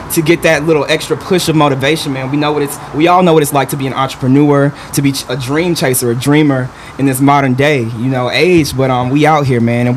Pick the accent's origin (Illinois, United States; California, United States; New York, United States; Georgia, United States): Georgia, United States; Atlanta; I'm actually a native, you know, to Atlanta.